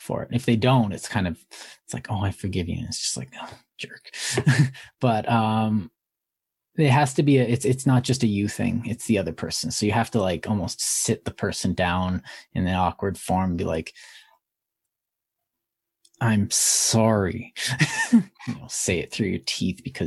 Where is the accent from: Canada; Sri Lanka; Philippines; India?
Canada; I'm Canadian.